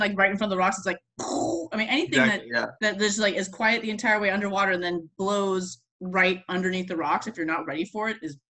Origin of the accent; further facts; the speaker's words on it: Florida, United States; Because where, like, I came from Florida where there are no seals.